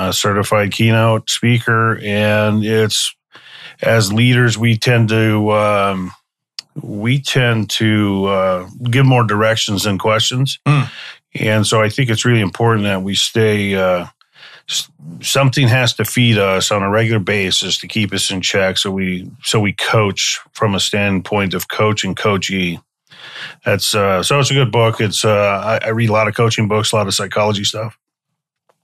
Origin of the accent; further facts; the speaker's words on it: Wisconsin, United States; also born or lived in Garden Grove, California; now in California, United States; I was raised in Wisconsin, even though I was born in California. And then I've been back in California 35 years